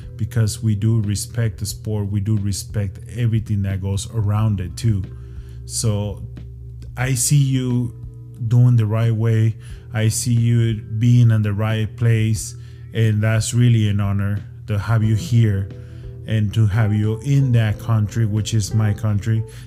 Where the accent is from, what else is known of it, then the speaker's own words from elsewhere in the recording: Ciudad Juarez, Chihuahua, Mexico; I'm from Juarez